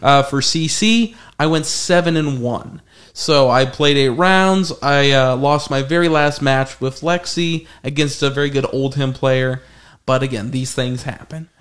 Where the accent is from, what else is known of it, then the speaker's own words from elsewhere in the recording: Arizona, United States; we're all from Arizona